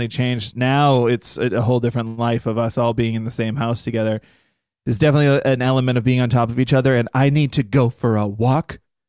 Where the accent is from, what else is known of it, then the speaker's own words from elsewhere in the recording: Massachusetts, United States; moved away as an adult; now in New York, United States; We both moved out there at the same time, but she was moving from Oklahoma. I was from Massachusetts in New York.